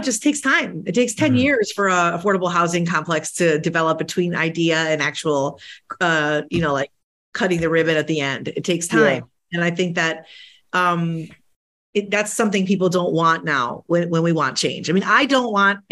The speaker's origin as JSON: {"language": "English", "town": "Chicago", "region": "Illinois", "country": "United States", "tie": "born or raised there", "first_language": "Spanish", "second_language": "English", "said": "I'm the daughter of two immigrants. Both my parents came from Latin America, Colombia, my mother, Argentina, my father. They came to the city of Chicago"}